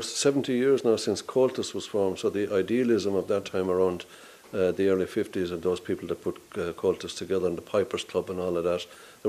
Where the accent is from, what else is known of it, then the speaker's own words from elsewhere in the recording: Ennis, Munster, Ireland; And I know they say Ennis is such a great town. It's my hometown